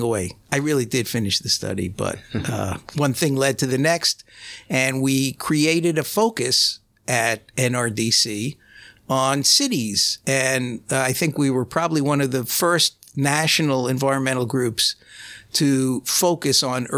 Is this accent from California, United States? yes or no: no; New York City, New York, United States; I'm a city boy. I grew up in Brooklyn